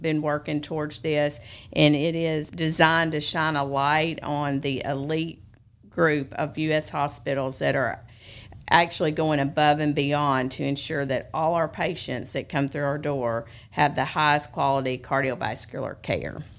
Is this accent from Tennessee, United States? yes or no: yes; Memphis, Tennessee, United States; moved away as an adult; also born or lived in Arkansas; now in Jackson, United States; I was actually born and raised in Memphis, went to Bartlett High School.